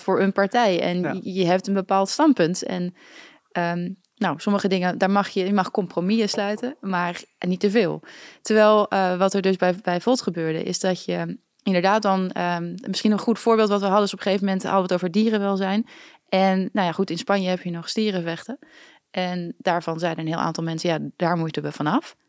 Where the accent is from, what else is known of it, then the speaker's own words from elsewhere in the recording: Netherlands; als een Nederlander